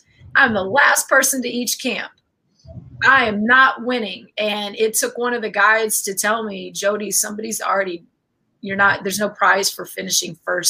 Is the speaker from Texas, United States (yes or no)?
yes; an hour south of San Antonio, Texas, United States; My hometown is like an hour south of San Antonio